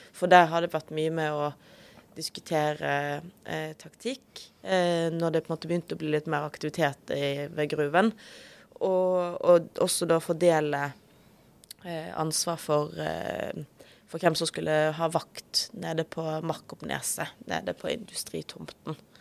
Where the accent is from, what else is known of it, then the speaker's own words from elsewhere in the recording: Western Norway, Norway; now in Oslo, Norway; majoritetsnordmann fra Vestlandet